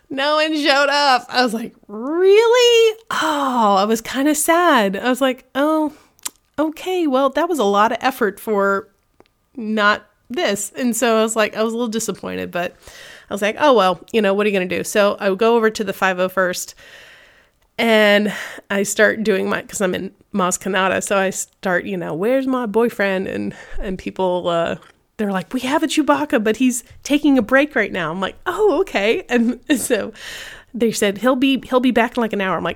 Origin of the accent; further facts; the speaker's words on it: California, United States; I was a 49ers fan originally because I came from California. So I moved with Joe Montana back in the day.